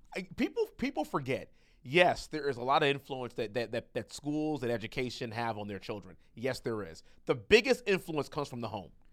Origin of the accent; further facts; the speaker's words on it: United States; we Americans